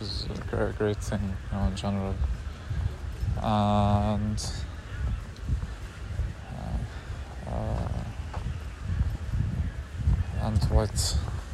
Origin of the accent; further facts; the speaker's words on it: Palestine; I'm Palestinian